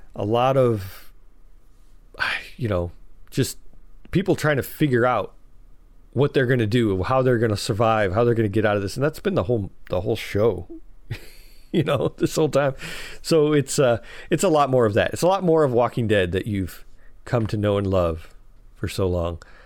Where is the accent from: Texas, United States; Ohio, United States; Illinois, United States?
Illinois, United States; Chicago; I'm from Chicago